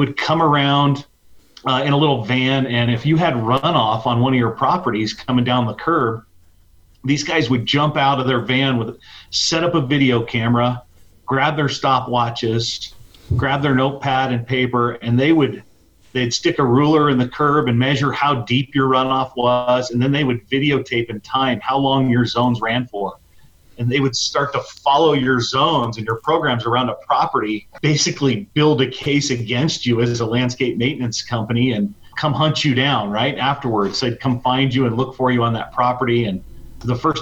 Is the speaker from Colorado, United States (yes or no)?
yes; Colorado, United States; moved away as an adult; also born or lived in Las Vegas, Nevada; I was from Colorado